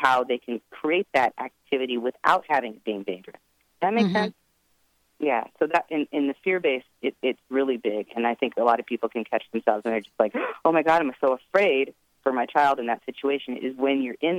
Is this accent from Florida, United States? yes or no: no; Edmonds, Washington, United States; now in Marin County, United States; I grew up in Edmonds, Washington, in the suburbs